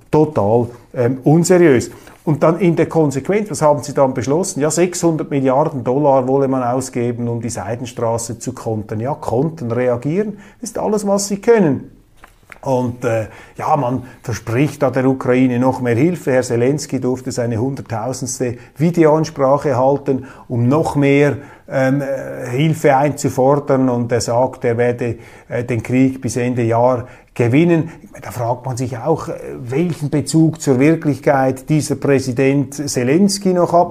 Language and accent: German; Zurich, Switzerland; als Zürcher